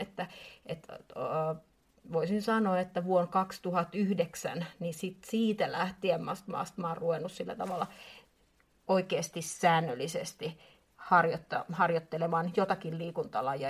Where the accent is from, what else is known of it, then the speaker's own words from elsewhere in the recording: Espoo, Uusimaa, Finland; olen espoolainen